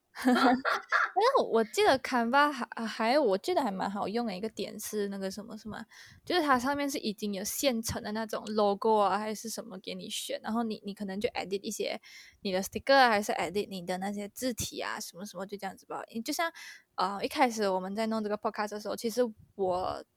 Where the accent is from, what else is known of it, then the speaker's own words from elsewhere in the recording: Malaysia; 我们 Malaysian 人